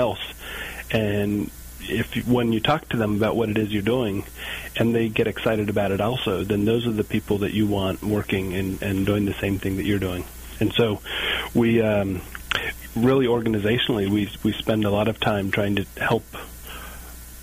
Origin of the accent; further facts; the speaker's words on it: Kentucky, United States; moved away as an adult; I'm from Kentucky, I had an opportunity to return, live close to my parents